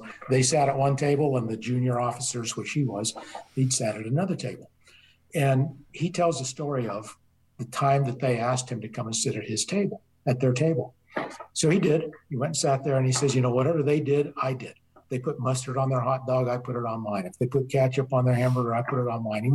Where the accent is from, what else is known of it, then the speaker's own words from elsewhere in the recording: Colorado, United States; also born or lived in the South (US); now in the South, United States; I'm from Colorado, but I've been here in the South now 26 years.